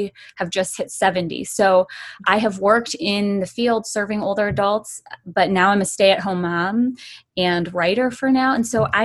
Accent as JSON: {"language": "English", "country": "United States", "said": "I'm Chinese American"}